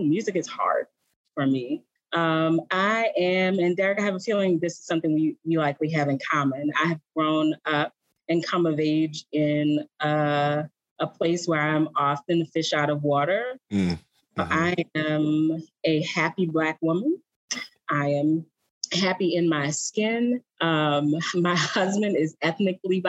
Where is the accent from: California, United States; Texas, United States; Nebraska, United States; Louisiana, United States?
Louisiana, United States; New Orleans; I'm from New Orleans